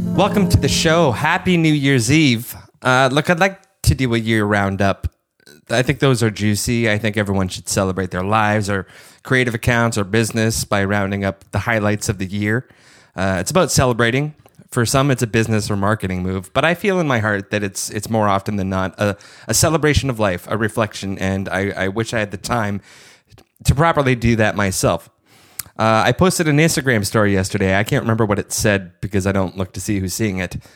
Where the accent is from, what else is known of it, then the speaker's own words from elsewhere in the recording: Hamilton, Ontario, Canada; also born or lived in Kitchener, Ontario; I moved to Kitchener that summer from Hamilton, um, essentially being the new kid at Res High School going into grade 11